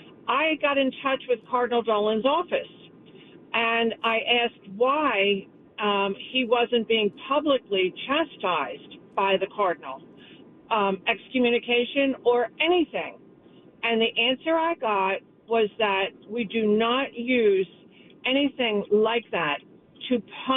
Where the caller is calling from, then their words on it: Franklinville, New Jersey, United States; I am calling from the Socialist Republic of New Jersey.